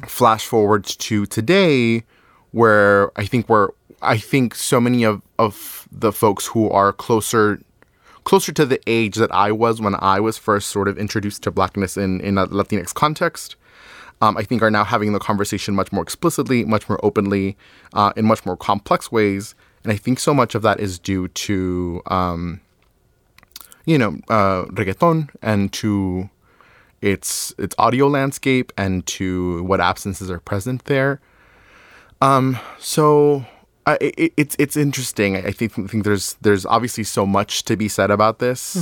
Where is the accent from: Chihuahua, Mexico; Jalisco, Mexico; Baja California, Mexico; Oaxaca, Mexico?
Chihuahua, Mexico; Ciudad Juárez; moved away; also born or lived in El Paso, Texas; I grew up in Ciudad Juarez, Chihuahua, Mexico